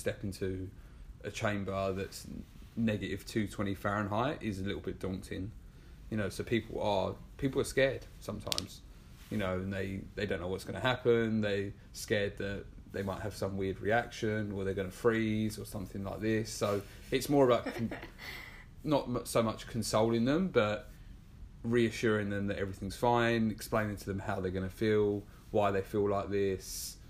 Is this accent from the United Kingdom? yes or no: yes; England, United Kingdom; accent: English; now in New York, United States; You know, it's like, obviously I kind of see myself as a New Yorker now, being here nearly 3 years.